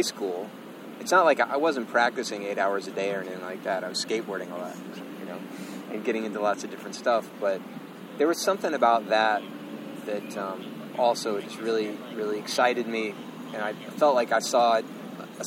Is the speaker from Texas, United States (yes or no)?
no; Lexington, Kentucky, United States; moved away as an adult; also born or lived in Chicago, United States; now in New York, United States; I grew up in Lexington, Kentucky